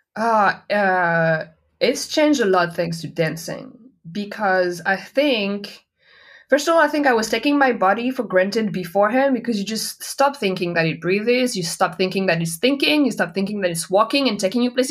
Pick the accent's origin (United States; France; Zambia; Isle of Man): France; Nantes, Pays de la Loire; English is a second language; moved away as an adult; also born or lived in Paris, France / Montreal, Canada; now in Berlin, Germany; I grew up in Nantes.